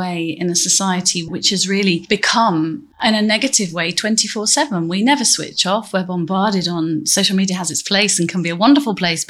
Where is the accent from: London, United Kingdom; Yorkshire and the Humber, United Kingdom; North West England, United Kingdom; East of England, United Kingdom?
Yorkshire and the Humber, United Kingdom; Grimsby; moved away as an adult; I left Grimsby when I was 17, but I'm still a Grimsby girl and I have lovely memories.